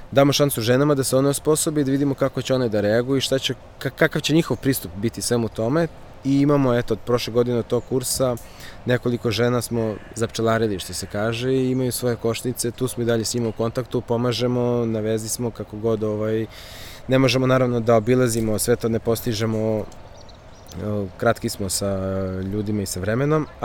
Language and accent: Croatian; Serbia; kod nas u Srbiji